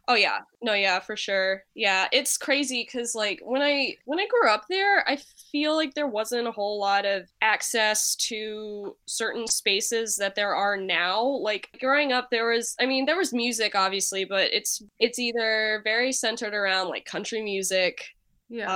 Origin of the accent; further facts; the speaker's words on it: Nashville, Tennessee, United States; moved away as an adult; now in Cleveland, United States; right now, I'm based in Cleveland, but I am originally from Nashville, Tennessee